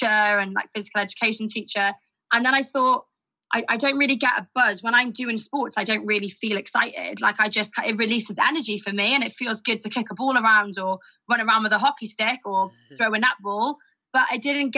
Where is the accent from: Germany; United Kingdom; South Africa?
United Kingdom; Pembrokeshire, Southwest Wales; moved away as an adult; now in London, United Kingdom; I was born in Southwest Wales in a very, very, very small county called Pembrokeshire. Grew up, I wouldn't say stereotypically in a Welsh surrounding